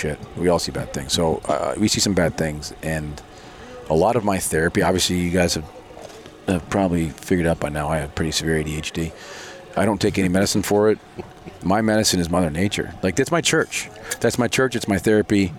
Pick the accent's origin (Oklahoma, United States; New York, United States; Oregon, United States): New York, United States; I'm from New York